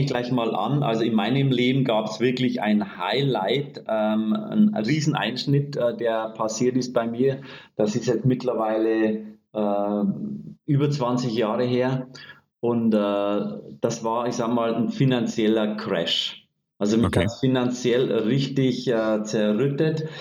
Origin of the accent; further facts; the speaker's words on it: Bavaria, Germany; Ich bin aus Bayern und ich sag mal streng katholisch erzogen